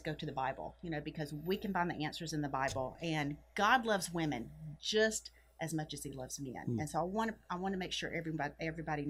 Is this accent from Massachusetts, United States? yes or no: no; Mobile, Alabama, United States; accent: Southern; moved away as an adult; now in Lima, Ohio, United States; I'm from the South originally, as you could tell from my accent, and I'm from Alabama